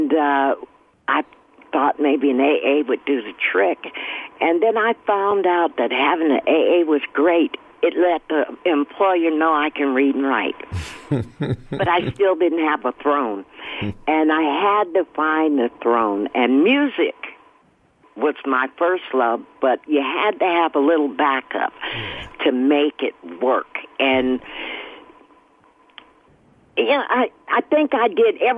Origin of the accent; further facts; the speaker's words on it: Oakland, California, United States; I grew up, born and raised in Oakland, and grew up in church.